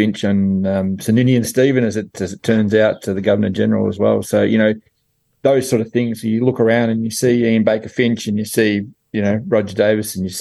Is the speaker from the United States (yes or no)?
no; Camperdown, Victoria, Australia; also born or lived in Bellarine Peninsula; I was born in Camperdown in regional Victoria. Not Camperdown, New South Wales, but out in the wild, wild west down here.